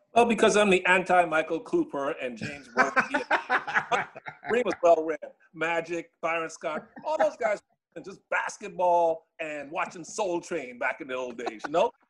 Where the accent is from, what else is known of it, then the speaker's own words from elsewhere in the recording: Bahamas; moved away; I grew up in the Bahamas